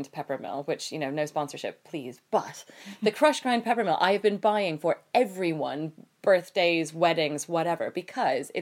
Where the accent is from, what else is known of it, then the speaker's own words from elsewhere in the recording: United States; Growing up in the States, we don't use pepper mills on a daily basis